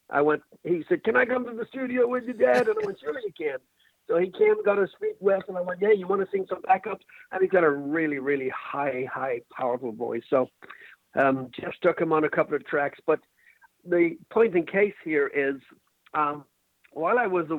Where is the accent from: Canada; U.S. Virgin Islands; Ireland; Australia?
Ireland; I'm Irish